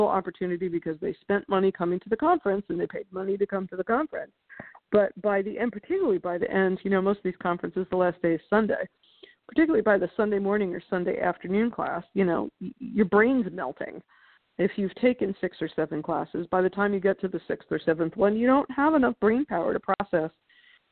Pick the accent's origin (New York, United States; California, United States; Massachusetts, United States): New York, United States; Being a New Yorker